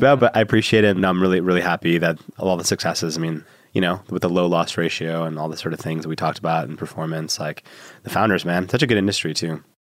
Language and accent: English; Chicago, Illinois, United States; I was born in Chicago